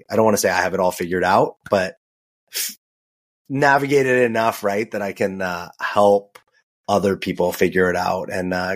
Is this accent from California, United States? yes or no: yes; Los Angeles, California, United States; moved away; also born or lived in New York; I grew up in Los Angeles. I lived in New York.